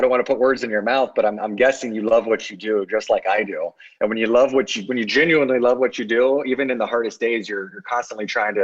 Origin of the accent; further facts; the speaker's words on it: Mechanicsburg, Ohio, United States; my small community of Mechanicsburg, Ohio